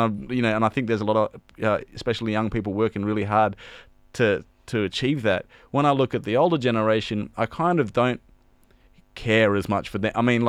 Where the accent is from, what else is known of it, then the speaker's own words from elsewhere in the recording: Perth, Western Australia, Australia; now in Sydney, Australia; Well, I joke around that I'm from Perth, the real Western Sydney.